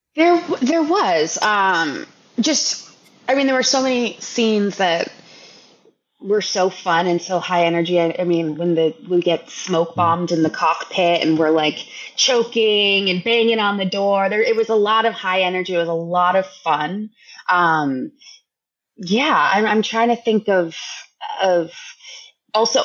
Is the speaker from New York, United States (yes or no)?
no; Los Angeles, California, United States; I grew up in Los Angeles